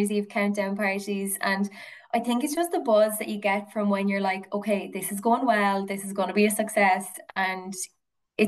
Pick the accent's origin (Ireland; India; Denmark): Ireland; Ballyhale, Leinster; I grew up in Kilkenny, in kind of rural Kilkenny, so out in the countryside in Ballyhale.